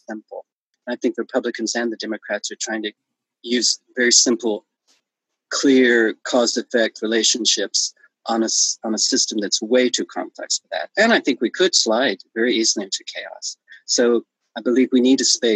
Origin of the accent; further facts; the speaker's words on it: the South, United States; moved away; when I was raised in the South, it was segregated